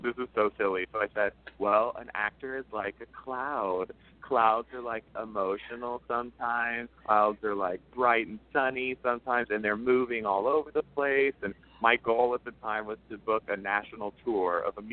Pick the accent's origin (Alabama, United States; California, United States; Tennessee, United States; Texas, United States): Texas, United States; Houston; moved away as an adult; now in New York City, United States; I'm from Houston